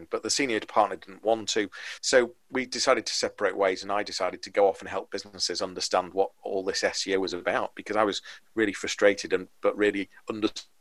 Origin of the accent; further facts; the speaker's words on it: Liverpool, North West England, United Kingdom; moved away as an adult; now in Leeds, United Kingdom; I'm from Liverpool originally. So now in Leeds. I moved here when I was 18